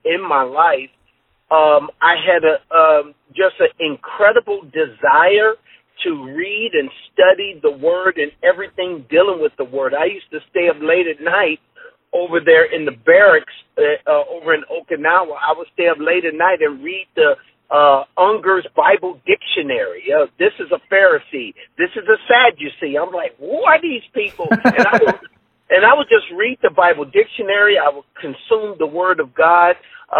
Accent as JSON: {"language": "English", "town": "Gary", "region": "Indiana", "country": "United States", "tie": "born or raised there", "also_born_or_lived": "California", "moved": "yes", "said": "I grew up in Gary, Indiana."}